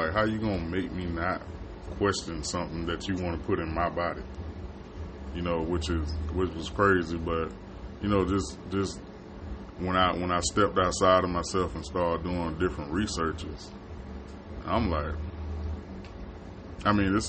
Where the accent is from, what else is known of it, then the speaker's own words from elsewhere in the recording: Florida, United States; moved away; I grew up in Florida, and it's hot down there